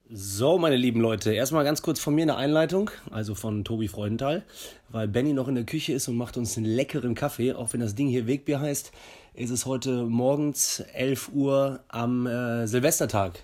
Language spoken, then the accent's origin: German; Jülich, North Rhine-Westphalia, Germany; moved away as an adult; also born or lived in Hamburg; now in Cologne, Germany; Hamburg, groß geworden in Jülich und jetzt Kölner, seit zehn Jahren.